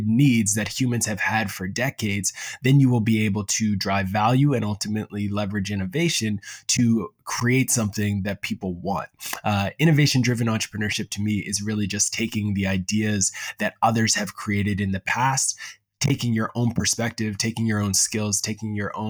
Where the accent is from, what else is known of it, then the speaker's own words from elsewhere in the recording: Preston, Nova Scotia, Canada; now in Halifax, Canada; I grew up in Preston, Nova Scotia, and now I currently live in Halifax.